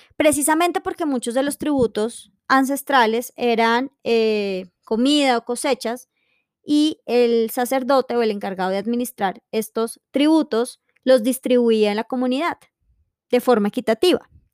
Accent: Colombia; tenemos como colombianos

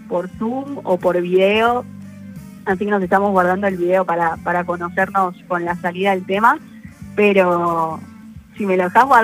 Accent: Argentina; eso como, como Argentina es un orgullo y bueno, también acá estamos para, para representar.

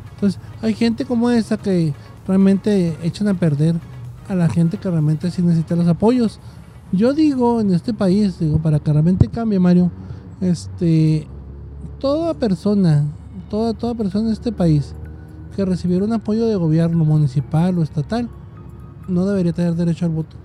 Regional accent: Mexico; mucha gente que somos mexicanos que trabajamos por nuestra cuarta

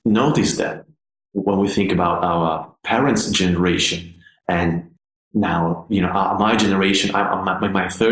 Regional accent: Padua, Veneto, Italy; moved away as an adult; now in United Kingdom; when I first started my conservatory studies in my hometown, which is a city called Padova. It's not far from Venice

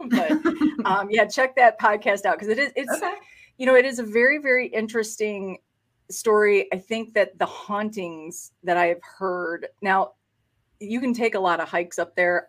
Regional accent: Michigan, United States; I was born in Michigan

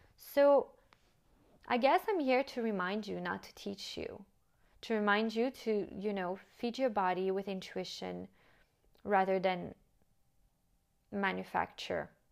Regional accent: United States; moved away as an adult; also born or lived in France; now in Monaco; my French upbringing, even though I grew up and lived in the States

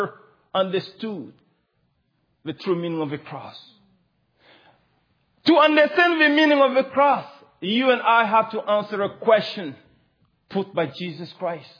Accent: Mali; English is a second language; moved away

